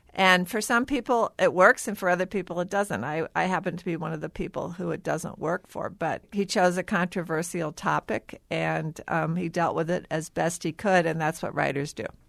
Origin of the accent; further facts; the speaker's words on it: St. Louis, Missouri, United States; I grew up in Saint Louis